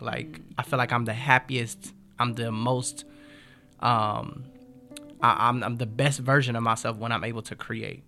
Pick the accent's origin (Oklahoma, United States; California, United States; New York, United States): California, United States; Los Angeles; also born or lived in Compton / Inglewood; I grew up in um, Watts. Actually, we moved around a different, a couple of different places, but I was born in Compton.